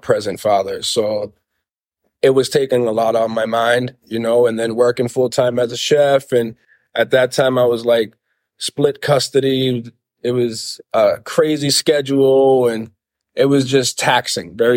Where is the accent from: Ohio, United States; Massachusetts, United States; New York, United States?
Massachusetts, United States; Lynn; my father was a chef at a restaurant called the JT Shamit growing up in Lynn